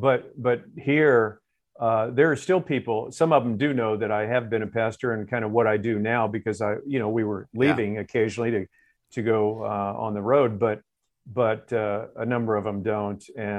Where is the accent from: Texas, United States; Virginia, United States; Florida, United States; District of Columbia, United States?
Florida, United States; moved away; I'm from Florida